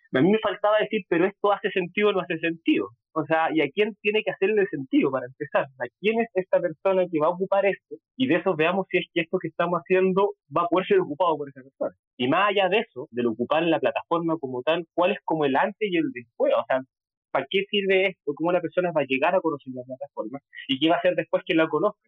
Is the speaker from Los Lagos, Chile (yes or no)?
no; Concepción, Biobío, Chile; also born or lived in London; yo soy de Chile, de Concepción, una ciudad que queda un poquito al sur de Santiago